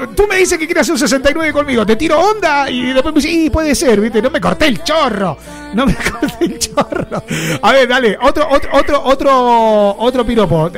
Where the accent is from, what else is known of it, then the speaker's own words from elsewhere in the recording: Rosario, Santa Fe, Argentina; now in Valencia, Spain; somos todos de Rosario y loco acá nos conocemos, que somos del mismo Rioba, ¿eh? Somos el mismo barrio